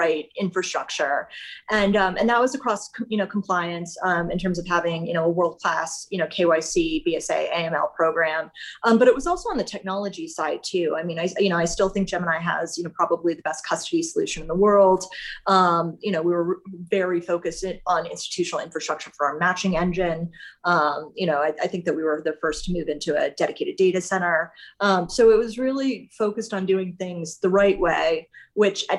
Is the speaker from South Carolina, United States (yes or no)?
no; Colorado, United States; I grew up in Colorado. I went to a small high school here